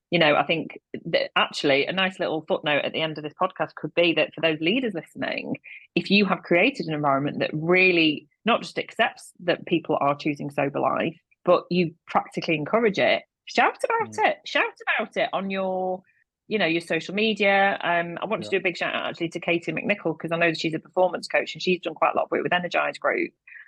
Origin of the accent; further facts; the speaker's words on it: Manchester, North West England, United Kingdom; yeah, well, I'm from Manchester.